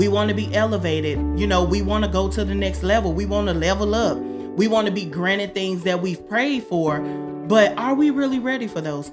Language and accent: English; Southern Illinois, United States; I'm from Southern Illinois